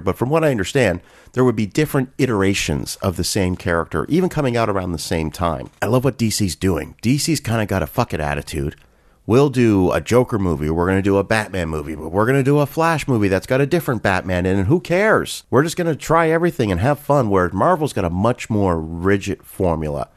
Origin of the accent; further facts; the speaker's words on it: Canada; I grew up in Canada